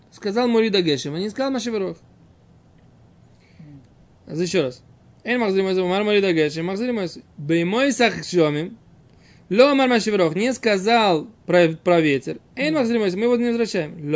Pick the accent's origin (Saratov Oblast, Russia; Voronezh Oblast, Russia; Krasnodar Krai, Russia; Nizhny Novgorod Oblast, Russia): Saratov Oblast, Russia; Saratov; now in Israel; я родился в Саратове